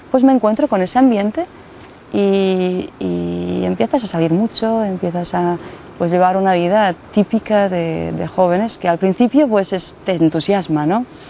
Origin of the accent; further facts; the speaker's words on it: Mostar, Federation of Bosnia and Herzegovina, Bosnia & Herzegovina; Spanish is a second language; now in Medjugorje, Bosnia and Herzegovina; nací en Mostar, eh, que está muy cerca de Medjugorje.